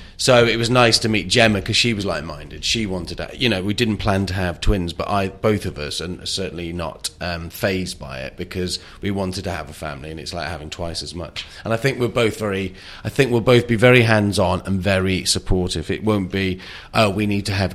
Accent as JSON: {"language": "English", "region": "North Wales", "country": "United Kingdom", "also_born_or_lived": "New York", "moved": "yes", "said": "I'm from Wales, North Wales"}